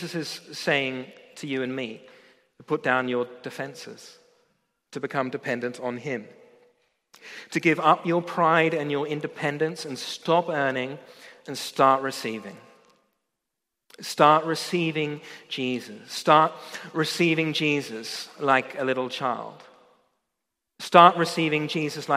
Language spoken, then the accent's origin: English; Australia; moved away as an adult; I come from Australia